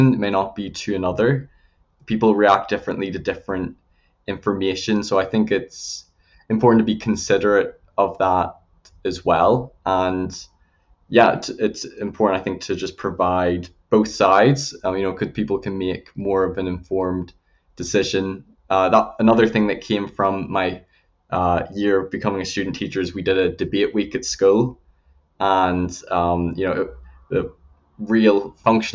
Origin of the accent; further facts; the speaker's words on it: Northern Ireland, United Kingdom; accent: Northern Irish; also born or lived in Belfast / England / Alberta, Canada; I was born in Belfast. So I spent part of my childhood in England, but most of my teenage years in Northern Ireland